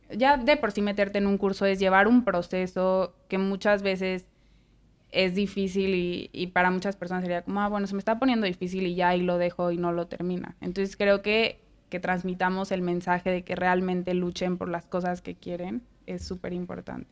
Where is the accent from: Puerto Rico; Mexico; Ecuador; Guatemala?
Mexico; now in United States; de México